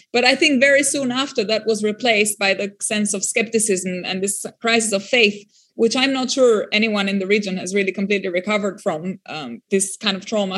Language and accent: English; Albania; born or raised there; first language French; English is a second language